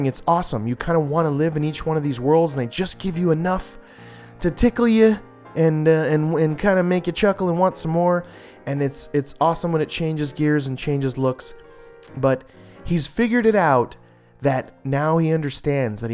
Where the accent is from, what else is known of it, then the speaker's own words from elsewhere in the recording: Los Angeles, California, United States; that's my hometown. It's where I was born and raised